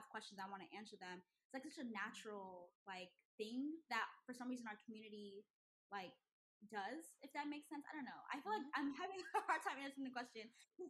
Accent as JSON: {"language": "English", "country": "Nigeria", "said": "because I'm Nigerian, so I think people lump us all into one"}